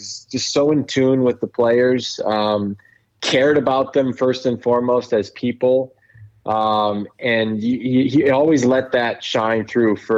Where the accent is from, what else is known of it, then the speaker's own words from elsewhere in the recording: Toronto, Ontario, Canada; I grew up in Toronto, and I went to a school downtown